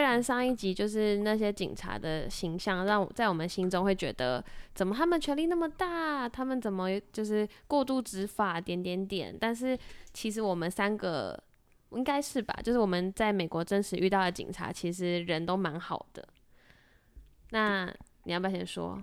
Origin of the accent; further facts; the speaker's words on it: Zhongli, Taoyuan, Taiwan; 我出生在中立，然后中立是一个外劳非常多的地方